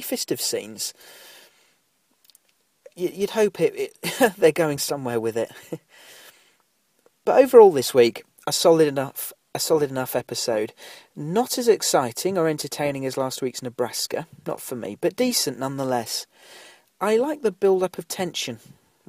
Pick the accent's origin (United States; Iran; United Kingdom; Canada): United Kingdom; we're both British